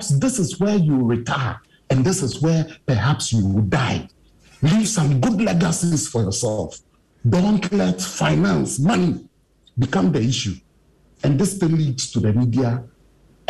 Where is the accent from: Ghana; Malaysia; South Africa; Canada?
Ghana; As Ghanaian media